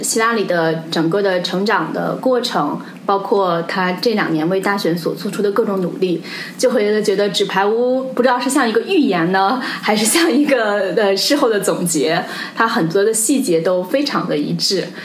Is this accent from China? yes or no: yes; China; now in New York, United States; 同时我们又来自所谓东方的中国，来到了所谓西方的美国